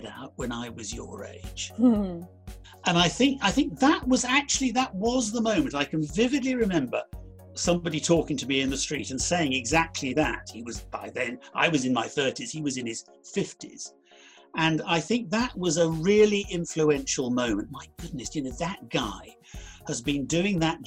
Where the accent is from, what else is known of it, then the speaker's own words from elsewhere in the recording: Cheam, London, United Kingdom; I was brought up in South London, a place called Cheam